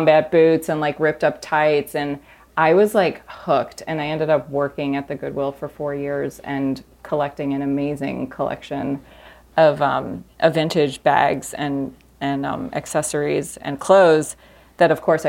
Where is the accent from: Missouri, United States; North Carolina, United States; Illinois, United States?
Missouri, United States; And I grew up in the Midwest outside of St. Louis. And, you know, it was like a bit of a cultural wasteland.